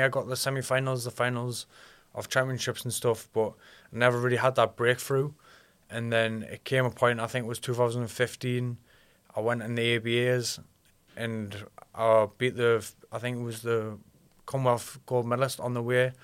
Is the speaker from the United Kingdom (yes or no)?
yes; Alnwick, North East England, United Kingdom; also born or lived in Ashington; I was raised in Annick